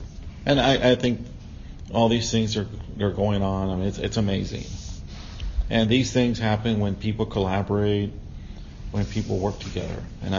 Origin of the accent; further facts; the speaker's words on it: San Pedro, Nuevo León, Mexico; I'm from San Pedro, on San Monterrey, and I love this community.